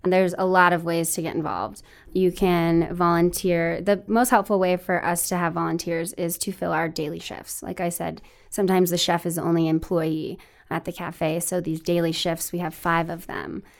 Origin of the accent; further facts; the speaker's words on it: Denver, Colorado, United States; now in Fort Collins, United States; I grew up in the Greater Denver area